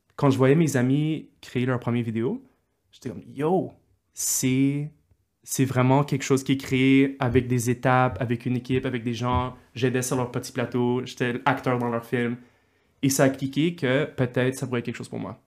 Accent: Montreal, Quebec, Canada; je suis né à Montréal et je suis allé au secondaire avec toi, Paul, Collège de Montréal

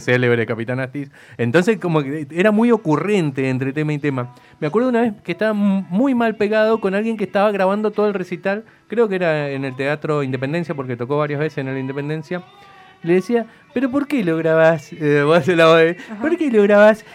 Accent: Mendoza, Argentina; nosotros somos de Mendoza

